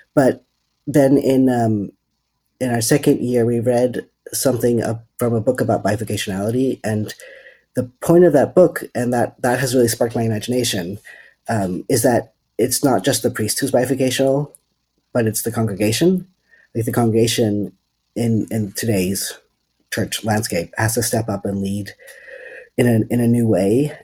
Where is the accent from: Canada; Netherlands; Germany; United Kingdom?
Netherlands; moved away as an adult; also born or lived in California, United States; now in Berkeley, United States; I'm originally from the Netherlands, and I moved to the States in 2013, and then to California in 2015